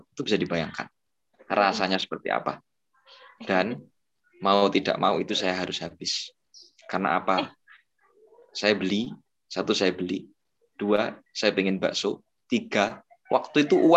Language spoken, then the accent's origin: Indonesian; Banyuwangi, East Java, Indonesia; Oke perkenalkan teman-teman … Saya dari Jawa Timur ya. Dari Banyuwangi tepatnya.